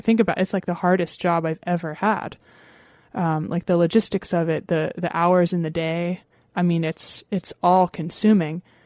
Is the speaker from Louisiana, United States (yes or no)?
no; Lancaster, Pennsylvania, United States; I grew up in Lancaster, Pennsylvania